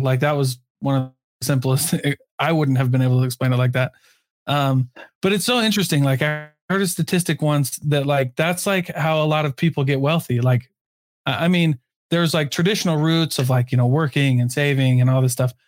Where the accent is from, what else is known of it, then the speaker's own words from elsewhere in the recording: Iowa, United States; now in Utah, United States; I'm from Iowa